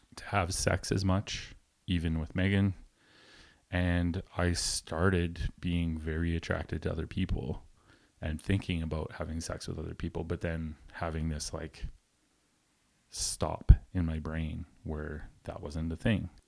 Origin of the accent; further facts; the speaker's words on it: rural Alberta, Canada; Very small town, rural Alberta